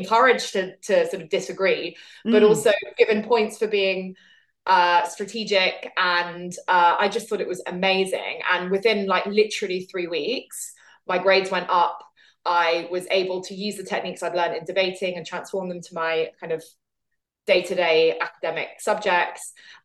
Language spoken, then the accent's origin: English; London, United Kingdom; I grew up in Southwest London